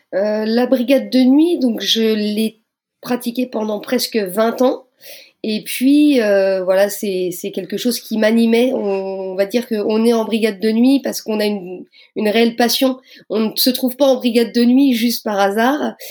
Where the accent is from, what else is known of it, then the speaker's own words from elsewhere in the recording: Moselle, near Metz, Grand Est, France; je viens de Moselle, donc on va dire pour situer, pour les gens qui ne me connaissent pas, juste à côté de Metz